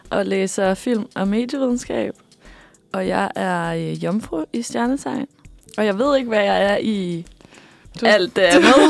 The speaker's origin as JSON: {"language": "Danish", "town": "Copenhagen", "region": "Capital Region of Denmark", "country": "Denmark", "tie": "born there", "said": "jeg er født i København på Rigshospitalet"}